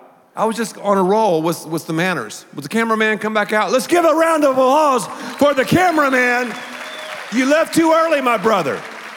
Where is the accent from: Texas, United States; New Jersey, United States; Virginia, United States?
Texas, United States; I'm from Texas, man. We have toothpicks all the time.